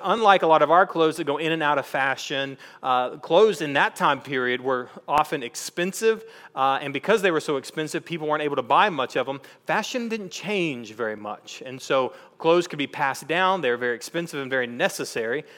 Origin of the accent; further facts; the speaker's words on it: East Texas, United States; we're from East Texas